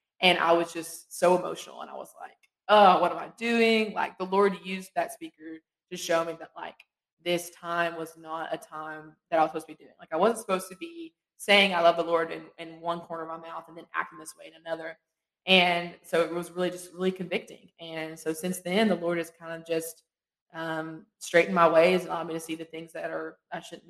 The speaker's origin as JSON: {"language": "English", "region": "eastern Kentucky", "country": "United States", "said": "I'm from Louisiana, Kentucky, so super far east"}